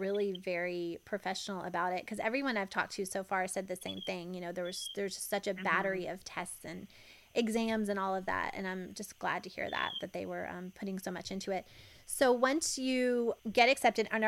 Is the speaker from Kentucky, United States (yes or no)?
yes; Kentucky, United States; growing up in Kentucky